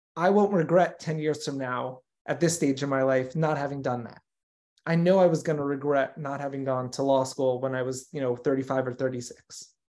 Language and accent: English; Los Angeles, California, United States; also born or lived in New York; grew up here in L